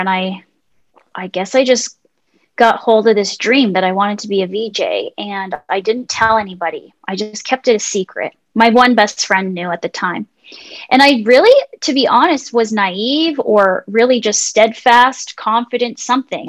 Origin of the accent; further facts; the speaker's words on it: Mississauga, Ontario, Canada; moved away; also born or lived in Vancouver; I am originally from Mississauga